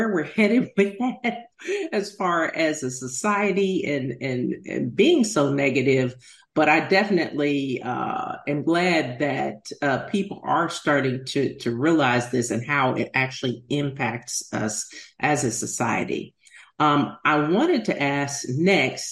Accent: Washington, District of Columbia, United States; I grew up in Washington, D.C.

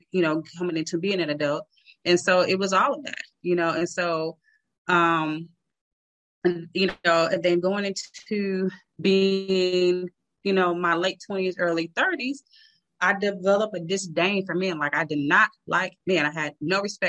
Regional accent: Chicago, Illinois, United States; I'm from Chicago.

